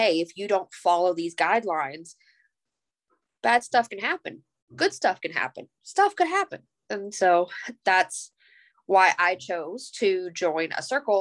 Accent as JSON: {"language": "English", "region": "Georgia", "country": "United States", "said": "I'm from the Georgia area"}